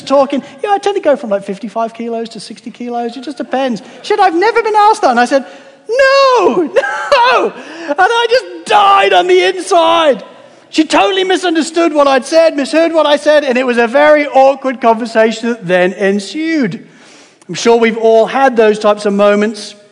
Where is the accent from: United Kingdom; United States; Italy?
United Kingdom; as a British guy